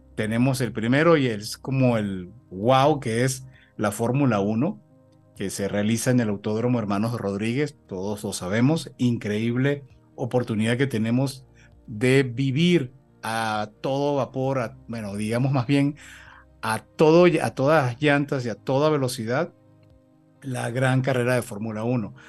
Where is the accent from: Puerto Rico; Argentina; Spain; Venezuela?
Venezuela; accent: Venezuelan; moved away as an adult; now in Mexico; Ya yo me siento absolutamente mexicano después de 15 años en México, por supuesto, con un acento venezolano que nunca se va a perder